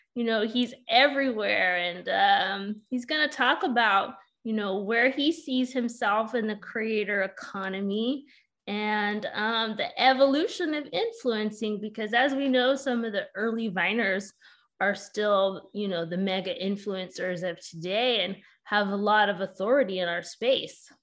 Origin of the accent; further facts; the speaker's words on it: California, United States; I'm originally from Cali too